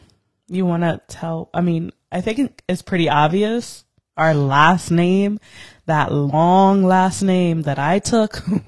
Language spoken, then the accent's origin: English; New York City, New York, United States; also born or lived in Brooklyn, New York / Yonkers, New York; now in Poughkeepsie, United States; I grew up in the Bronx.